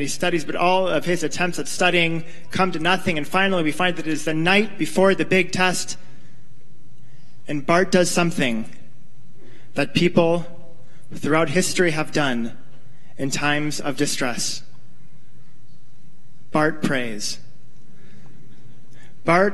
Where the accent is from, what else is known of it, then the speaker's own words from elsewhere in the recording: California, United States; moved away; I'm from California